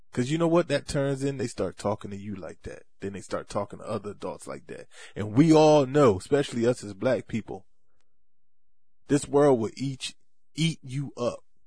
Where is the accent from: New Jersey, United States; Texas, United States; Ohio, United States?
New Jersey, United States; Bridgeton; right here in my hometown, Brixton, New Jersey